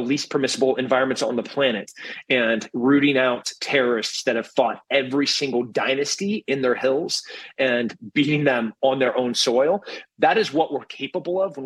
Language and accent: English; Texas, United States; as a Texan